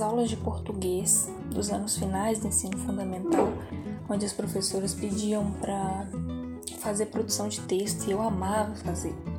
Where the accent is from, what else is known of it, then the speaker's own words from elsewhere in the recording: Ouro Preto, Minas Gerais, Brazil; tenho 18 anos, sou de Ouro Preto